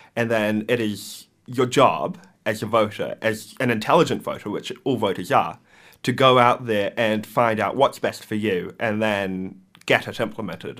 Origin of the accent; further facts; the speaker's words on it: Wellington, New Zealand; I'm a local. I grew up in Thorndon and now I reside in Mount Vic.